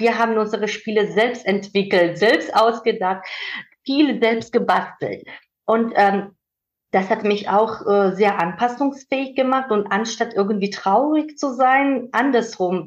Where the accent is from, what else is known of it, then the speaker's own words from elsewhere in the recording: Georgia; German is a second language; moved away as an adult; now in Germany; dass ich aus Georgien komme